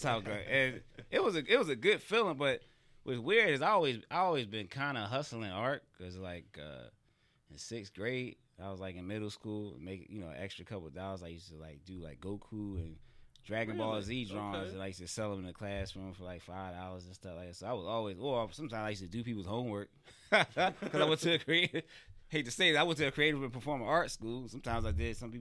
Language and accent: English; Philadelphia, Pennsylvania, United States; now in Atlanta, United States; I'm from Philadelphia, so I used to have an art group. It was called Sharp With Art Group, and we used to do, like, local art shows throughout the city of Philadelphia